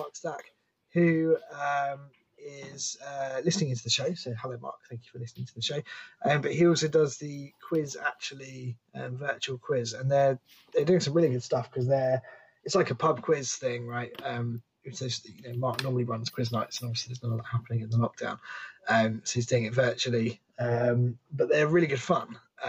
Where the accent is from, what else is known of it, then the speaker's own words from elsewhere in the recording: Canada; I honestly haven't cared much about … in years, and I'm Canadian.